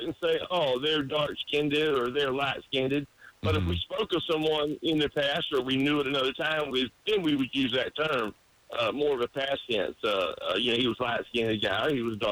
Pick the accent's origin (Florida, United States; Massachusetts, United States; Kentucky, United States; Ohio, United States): Florida, United States; South; I was born and raised in South Florida